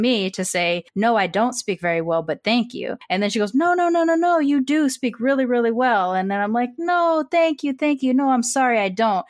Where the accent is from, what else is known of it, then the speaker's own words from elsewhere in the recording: United States; I was born here